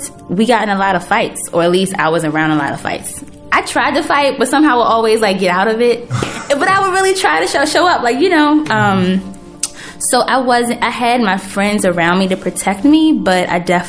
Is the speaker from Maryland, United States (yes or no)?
yes; Baltimore, Maryland, United States; also born or lived in Cherry Hill, South Baltimore; I grew up in East Baltimore, but I spent middle school and high school in Cherry Hill.